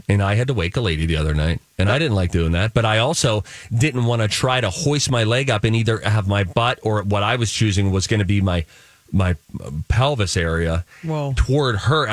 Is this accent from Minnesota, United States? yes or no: yes; Minnesota, United States; me just being a Minnesotan